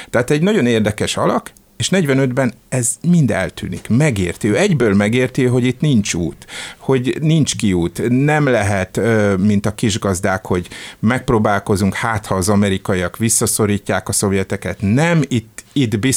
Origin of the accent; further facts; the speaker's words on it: Hungary; hogy mi magyarok különbek vagyunk, mint akárki más itt, hogy mi itt magyarok vagyunk az egyetlen képviselői a békének